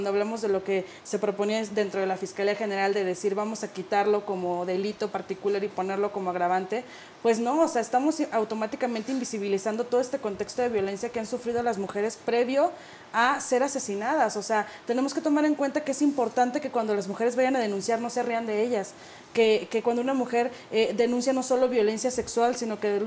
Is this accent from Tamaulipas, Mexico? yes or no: no; Sinaloa, Mexico; los carteles, yo soy de Sinaloa.